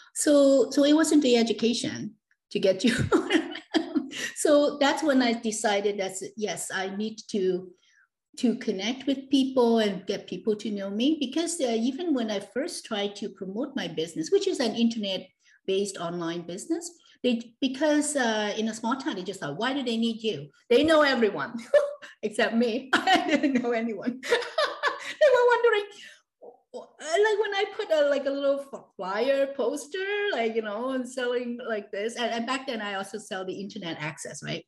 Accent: Hong Kong; born or raised there

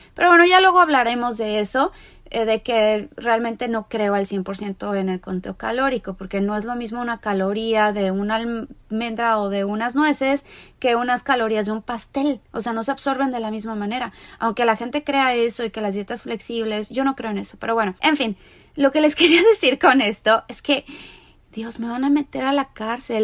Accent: Mexico; now in Los Angeles, United States; soy mexicana, vivo en Los Ángeles, California

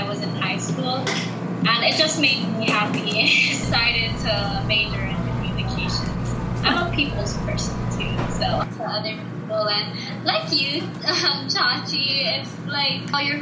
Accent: Kauai, Hawaii, United States; moved away as an adult; now in Honolulu, United States; I was born on Kauai, but my mom and dad both came from the Philippines.

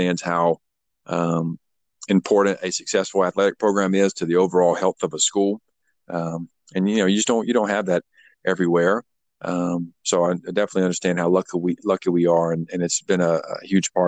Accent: South Carolina, United States; moved away as an adult; also born or lived in Macon, Georgia; now in Norcross, United States; I was born and raised in South Carolina

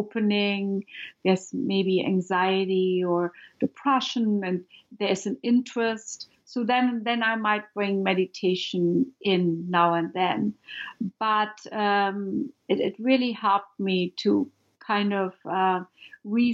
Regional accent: Germany; moved away; I'm from Germany

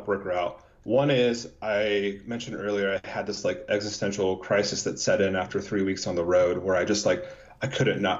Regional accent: United States; we were raised in America

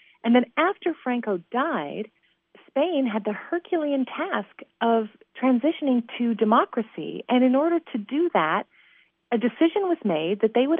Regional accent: Nashville, Tennessee, United States; I'm from Nashville. So when you land in Nashville, it says Music City, USA.

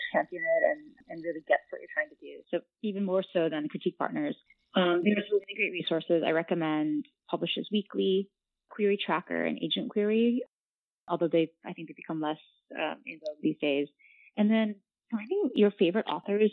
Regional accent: Ohio, United States; also born or lived in West Virginia; I was born and raised in West Virginia and Ohio, and my parents are from the Philippines and Indonesia

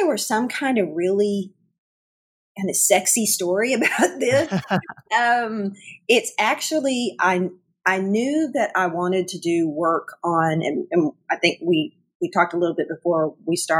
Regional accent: northern Arkansas, United States; moved away as an adult; also born or lived in Chicago, Illinois; now in Springfield, Missouri, United States; I grew up, obviously, by my accent. I grew up around in northern Arkansas

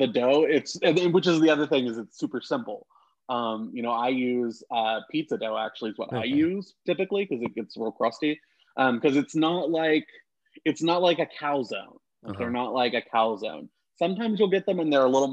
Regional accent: central West Virginia, United States; moved away as an adult; now in Arizona, United States; I grew up in West Virginia.

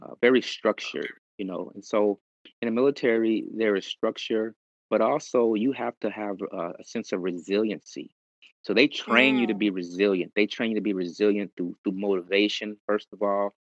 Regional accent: Los Angeles, California, United States; I was basically born and raised in South Central.

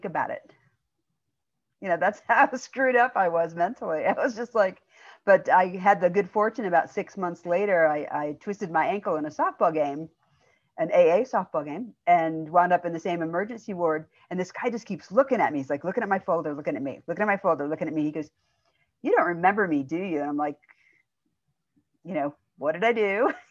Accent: outside of Chicago, Illinois, United States; also born or lived in Indiana; I was born in Indiana, but I grew up in Illinois outside of Chicago

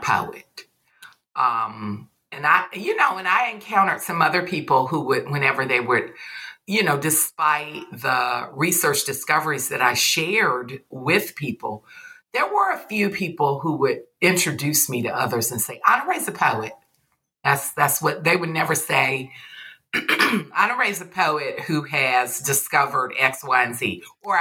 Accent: Deep South, United States; I'm from the Deep South, and, you know, I'm just not raised to be calling older people, you know, by their first name

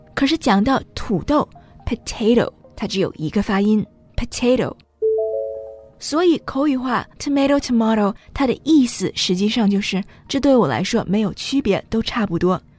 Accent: the north of England, United Kingdom; moved away; 我小的时候在北方长大，后来我读大学的时候，我是在南方

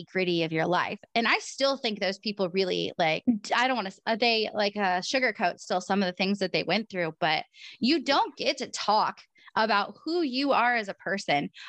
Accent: Oregon, United States; I'm from Oregon

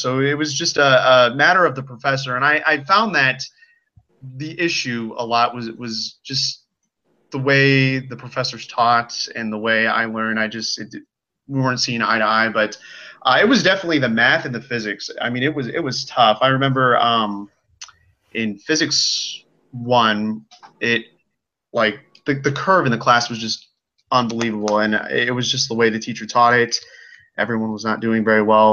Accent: United States; I am from the Quad Cities, so that's kind of on the border of Iowa and Illinois

